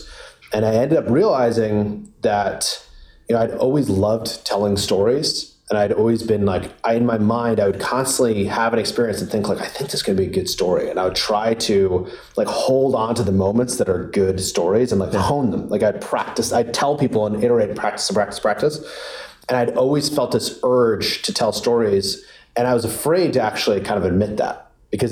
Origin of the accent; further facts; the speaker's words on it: Providence, Rhode Island, United States; I grew up in Providence, Rhode Island